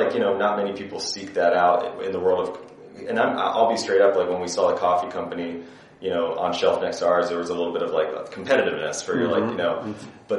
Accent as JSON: {"language": "English", "region": "Indiana", "country": "United States", "tie": "born or raised there", "said": "I'm from the Midwest"}